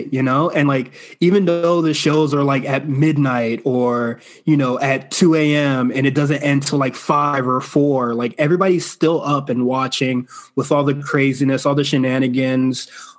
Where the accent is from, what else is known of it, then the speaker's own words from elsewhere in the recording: Florida, United States; even though I am from Florida.